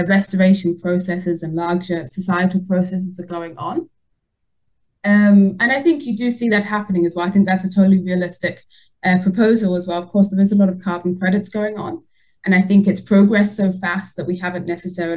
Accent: Yorkshire and the Humber, United Kingdom; also born or lived in Netherlands / New Zealand; now in Denmark; I grew up in North Yorkshire, so by the Yorkshire Moors

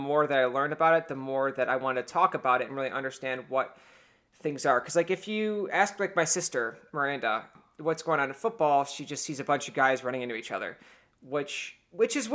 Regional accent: Cleveland, Ohio, United States; born there; now in Buffalo, United States; because I was born in Cleveland

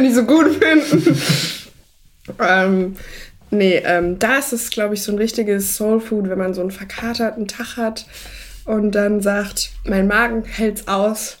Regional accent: Germany; da, wo ich aufgewachsen bin, ist ja nahe zu Frankreich

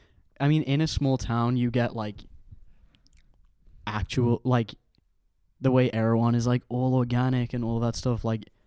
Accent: Ireland; from being Irish.

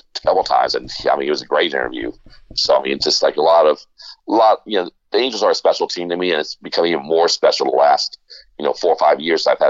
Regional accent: Florida, United States; I grew up in Florida for most of my growing up years

